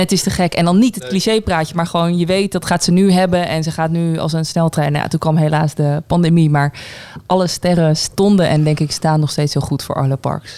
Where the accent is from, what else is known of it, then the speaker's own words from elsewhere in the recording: Zundert, North Brabant, Netherlands; Ik kom zelf uit Zundert